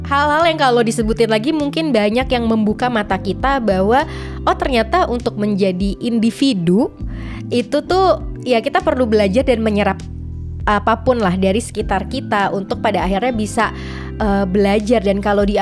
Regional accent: West Sumatra, Indonesia; Bahkan kalau aku dari Sumatera Barat, itu kalau pulang kampung

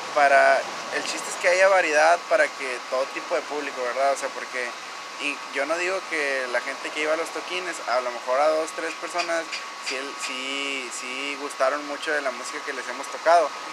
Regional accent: Mexico; yo soy mexicano

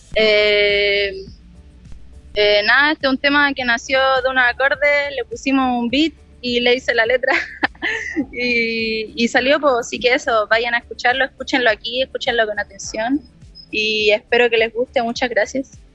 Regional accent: Villa Alemana, Valparaíso, Chile; also born or lived in Quilpué; Yo soy de Villa Alemana. Ya. Soy de Villa Alemana. Nací en Quilpué, pero vivo en Villa Alemana

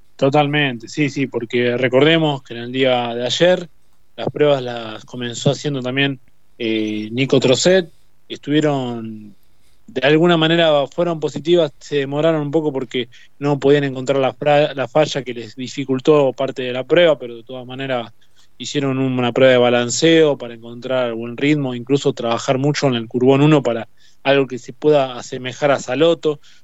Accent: Argentina; nos merecemos como todo argentino

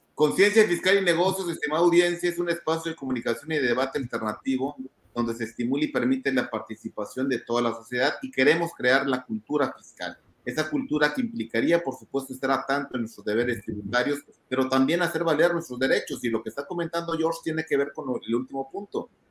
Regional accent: Mexico

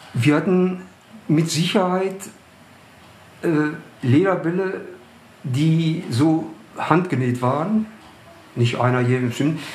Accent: Bochum, North Rhine-Westphalia, Germany; ich bin also auch in der Kolonie irgendwo aufgewachsen. St. Josefs Kolonie äh, hieß Jupp Kolonie

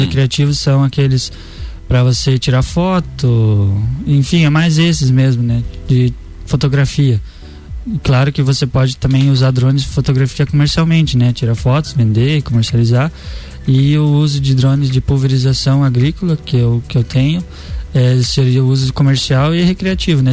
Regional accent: Campo Erê, Santa Catarina, Brazil; also born or lived in São Bernardino, Santa Catarina; Eu sou da, da região oeste do estado de Santa Catarina, né? De Campo Herê

